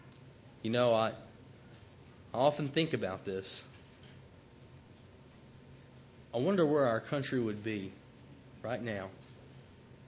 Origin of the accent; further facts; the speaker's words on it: Chattanooga, Tennessee, United States; I grew up in Chattanooga, Tennessee, and very religious part of the country.